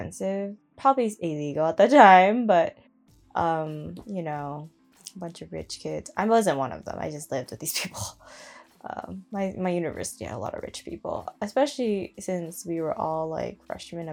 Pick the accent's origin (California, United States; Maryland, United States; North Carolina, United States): California, United States; my hometown as well, growing up, I definitely lived in the ghetto